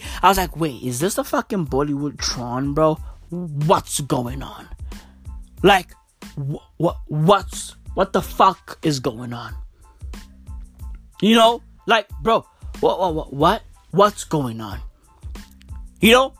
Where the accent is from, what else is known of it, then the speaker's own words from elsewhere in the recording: Johannesburg, Gauteng, South Africa; I was born and raised in Joburg